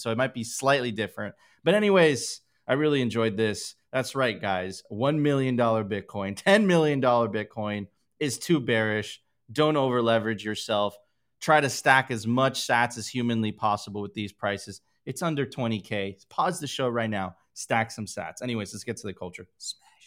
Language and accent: English; Miami, Florida, United States; I grew up there. That was my hometown